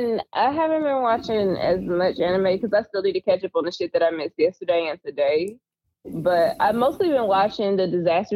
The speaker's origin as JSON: {"language": "English", "region": "the South", "country": "United States", "said": "I'm from the South. I ain't from the North."}